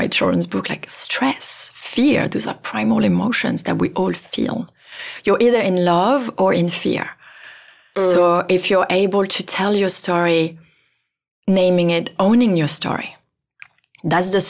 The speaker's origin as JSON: {"language": "English", "country": "France", "moved": "yes", "said": "I'm from France"}